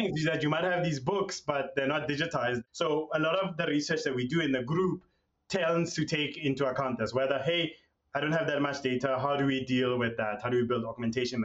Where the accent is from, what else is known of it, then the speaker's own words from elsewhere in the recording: South Africa; I'm South African, I come from a place where for a long period of time, our languages were literally seen as being second rate